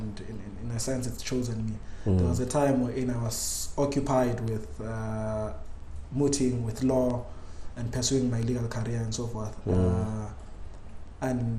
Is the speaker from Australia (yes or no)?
no; Soweto, Gauteng, South Africa; It's a bit unfair to say I grew up in Soweto, but it's also fair to say I grew up there because for the greater part of my life I've been in Soweto.